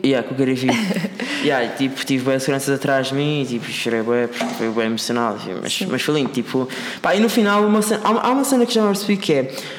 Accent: Madeira, Portugal; moved away as an adult; also born or lived in Lisbon; now in Seattle, United States; eu sou da Madeira e o, meu, e, o, e, o meu, e o meu objetivo era sair da Madeira para vir para Lisboa estudar

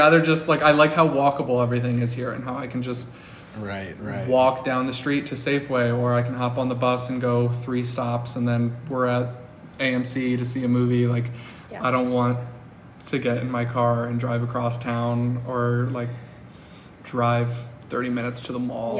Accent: Cleveland, Ohio, United States; moved away as an adult; now in San Francisco, United States; I'm from Cleveland, Ohio.

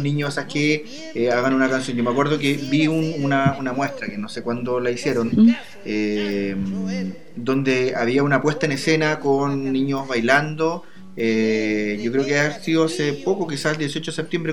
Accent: Chile; yo soy de aquí, yo soy de aquí del Laurel

